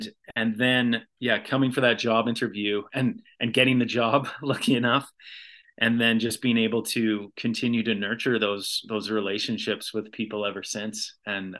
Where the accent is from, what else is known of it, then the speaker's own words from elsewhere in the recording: Red Deer, Alberta, Canada; now in Edmonton, Canada; In rural Alberta, I grew up just outside of Red Deer, in between Red Deer and Black Falls.